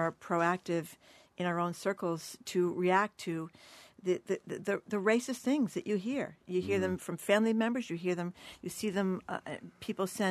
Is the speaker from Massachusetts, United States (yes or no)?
yes; Fall River, Massachusetts, United States; I grew up in Fall River where there were almost no black people at all